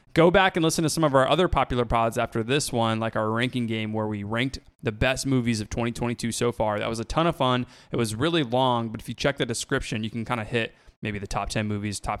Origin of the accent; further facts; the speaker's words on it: Florida, United States; I grew up in Florida